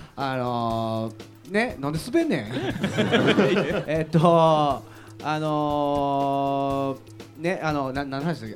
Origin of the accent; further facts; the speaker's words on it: Kobe, Hyogo, Japan; born or raised there